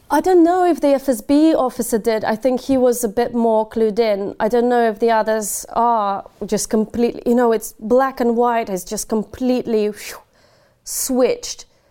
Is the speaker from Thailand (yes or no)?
no; Ukraine; now in United Kingdom; Kherson, which is about seventy kilometers away from my hometown